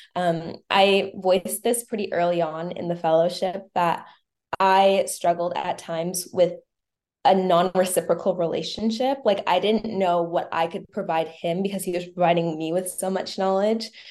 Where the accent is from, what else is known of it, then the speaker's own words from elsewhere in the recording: Winnipeg, Manitoba, Canada; I am from Manitoba, Winnipeg, Manitoba